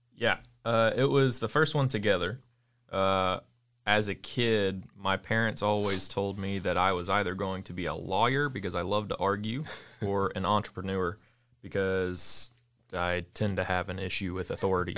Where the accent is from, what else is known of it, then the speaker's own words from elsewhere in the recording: Hattiesburg, Mississippi, United States; also born or lived in Gulfport; I was born and raised in South Mississippi, uh, technically born in Gulfport, raised in Hattiesburg